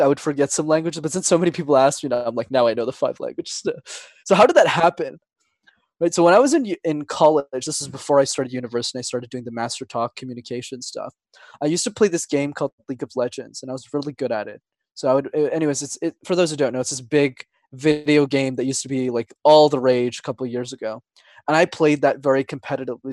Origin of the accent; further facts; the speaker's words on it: Montreal, Quebec, Canada; first language Tamil; English is a second language; I'm born and raised in Montreal. My parents are from Sri Lanka, though